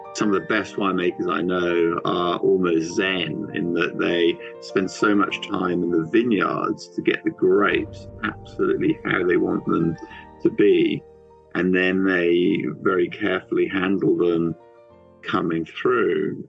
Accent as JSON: {"language": "English", "country": "Switzerland", "tie": "born or raised there", "also_born_or_lived": "New Zealand", "moved": "yes", "said": "I grew up in Switzerland near in a wine region and um, also lived in, in different places"}